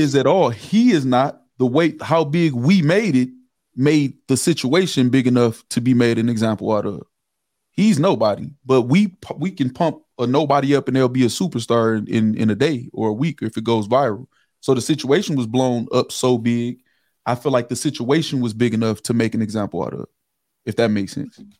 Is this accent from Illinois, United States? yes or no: no; River Rouge, Michigan, United States; I, I, am from Michigan. I'm from River Rouge, Michigan.